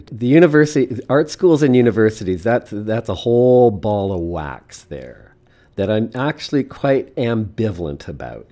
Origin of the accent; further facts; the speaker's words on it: Eastern Canada, Canada; also born or lived in Montreal; now in Saskatoon, Canada; I'm really from the east